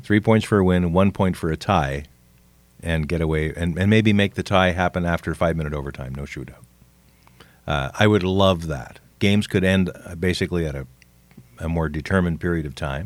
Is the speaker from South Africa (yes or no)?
no; Canada; I'm a Canadian